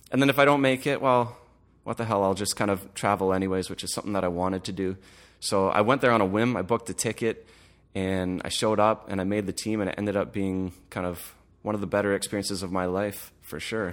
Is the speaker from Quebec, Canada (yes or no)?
no; Oakville, Ontario, Canada; I was born and raised in Oakville